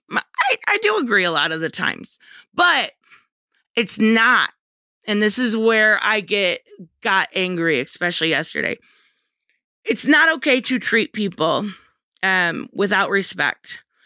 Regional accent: United States; I love being American

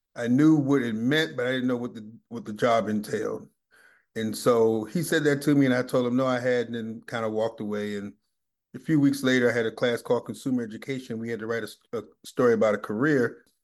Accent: Washington, District of Columbia, United States; now in Atlanta, United States; I grew up in Washington, D C

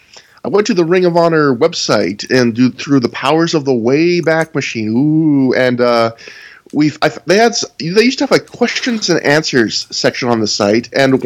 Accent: South Mifflin, Pennsylvania, United States; I'm from South Mifflin, yeah.

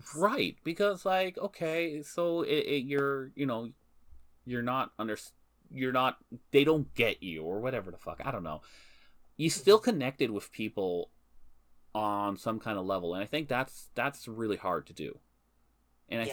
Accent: Canada; We are Canadian citizens

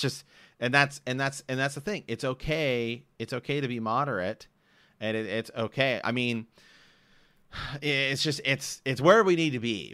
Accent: Ohio, United States; I'm from Ohio

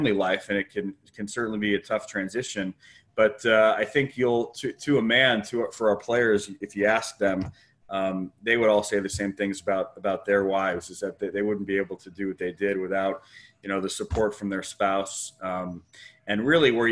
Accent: Los Angeles, California, United States; moved away as an adult; I'm from San Fernando Valley originally, but I haven't lived there for probably close to 20 years now. Since I moved away to college

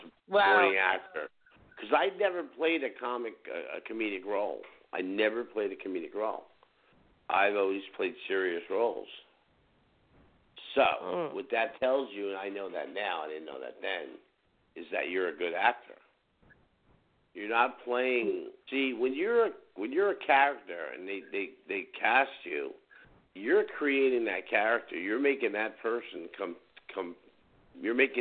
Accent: New Jersey, United States; growing up in Jersey

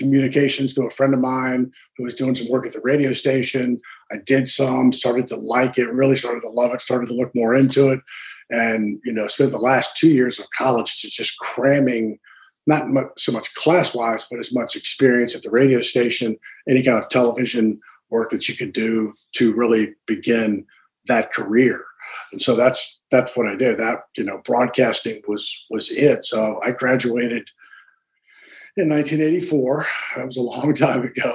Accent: Manassas, Virginia, United States; moved away as an adult; also born or lived in Harrisonburg, Virginia / Charlottesville, Virginia / Lawton, Oklahoma; I grew up in Manassas, Virginia

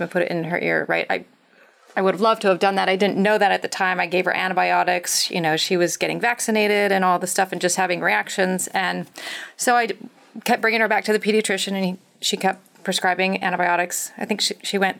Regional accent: Montana, United States; I grew up in Montana

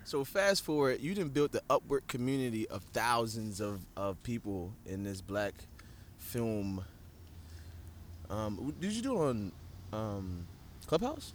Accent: Baltimore, Maryland, United States; I'm from Baltimore

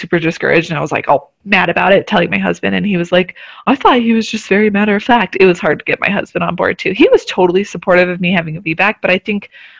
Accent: Albuquerque, New Mexico, United States; moved away as an adult; also born or lived in Germany; I actually grew up in New Mexico. I grew up in the Albuquerque area

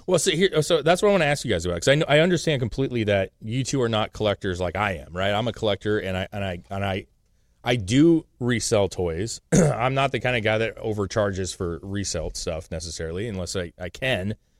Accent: the Northwest, Pacific Northwest, United States; we're from the Northwest

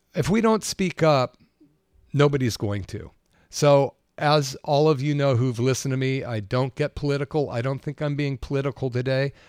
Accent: Berkeley, California, United States; also born or lived in Capitola, California; growing up in Berkeley in the sixties

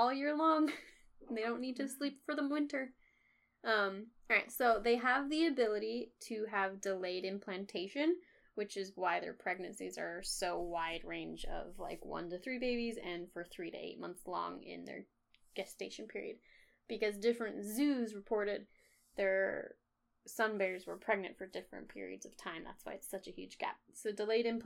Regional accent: United States; I'm very American

